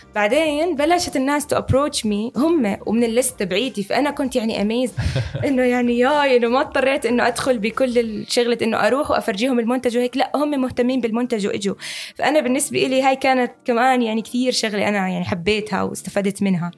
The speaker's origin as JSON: {"language": "Arabic", "country": "Jordan", "said": "عندنا بالأردن"}